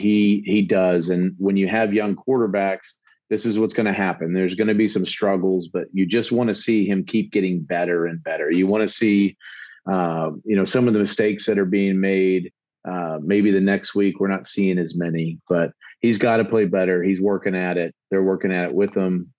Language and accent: English; Gilbert, Arizona, United States; We're both from Gilbert, Arizona